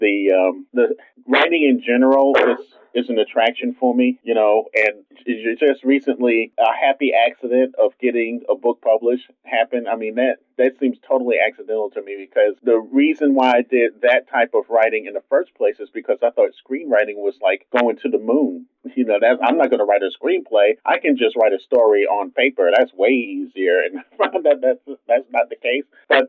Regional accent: New York City, New York, United States; a kid growing up in Brooklyn in the 70s

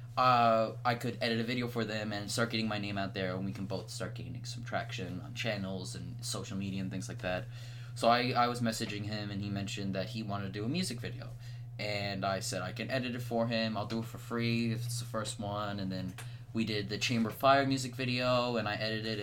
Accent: Canada; I'm Canadian

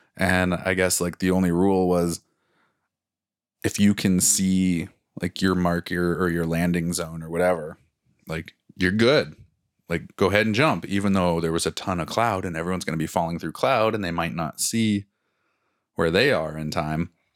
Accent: Cascade Mountains, Pacific Northwest, United States; now in Calgary, Canada; we grew up in the Cascade Mountains, and now living here, we're up against the Rocky Mountains

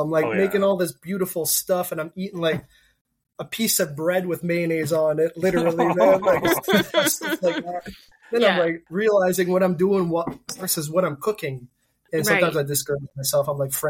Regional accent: Campbellton, New Brunswick, Canada; first language French; English is a second language; this town, a town-ish, Camelton, New Brunswick, northern part of New Brunswick. An Acadian, French is my first language. Learned English. I think I learned English as I was learning French, but I mean, people can still tell that English isn't my first language.

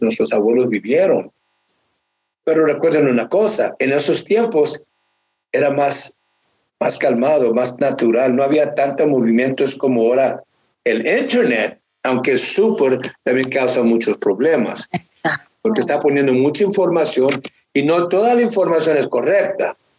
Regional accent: Mexico; now in Norcross, United States; siendo yo mexicano

